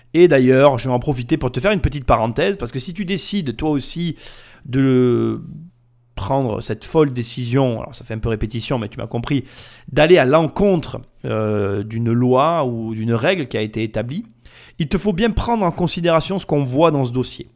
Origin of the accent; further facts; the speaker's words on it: the South, southern France, France; accent: southern (accent du Sud); Mon accent du Sud